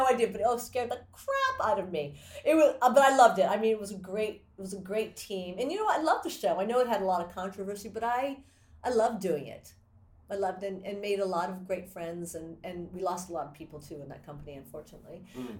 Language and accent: English; Japan; born there; she's half Japanese. I'm first generation. I was born in Japan.